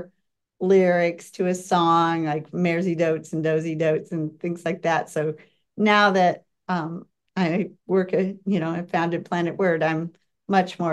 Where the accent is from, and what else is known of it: Des Moines, Iowa, United States; born or raised there; also born or lived in Marshalltown, Iowa / Cedar Rapids, Iowa / Davenport, Iowa / Bettendorf, Iowa; now in Washington, D.C., United States